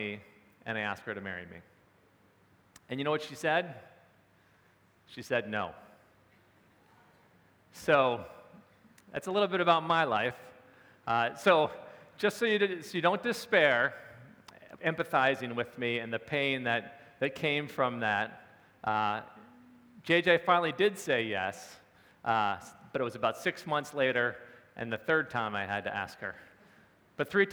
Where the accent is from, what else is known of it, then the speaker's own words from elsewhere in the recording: Maryland, United States; moved away as an adult; also born or lived in Pennsylvania; I was home in my hometown in Maryland for Christmas